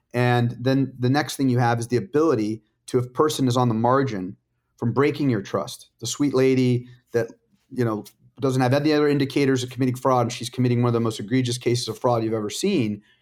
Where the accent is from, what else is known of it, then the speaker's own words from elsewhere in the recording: La Jolla, California, United States; I grew up in La Jolla, California